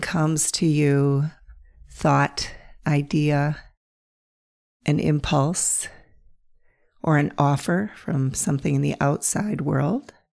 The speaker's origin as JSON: {"language": "English", "region": "North Central Pennsylvania", "country": "United States", "tie": "born or raised there", "said": "I grew up in North Central Pennsylvania"}